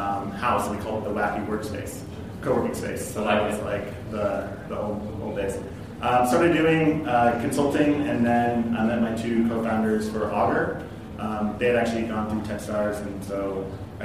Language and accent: English; Louisville, Colorado, United States; moved away as an adult; also born or lived in Boulder, Colorado / Ann Arbor, Michigan / Austin, Texas; So I was born in Boulder, grew up in Louisville, Colorado, in between Boulder and Denver